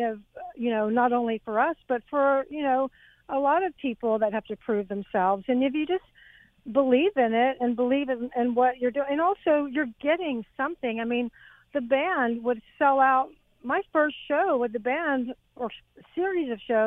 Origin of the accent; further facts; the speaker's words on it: Texas, United States; moved away as an adult; also born or lived in England / Los Angeles; I came from Texas.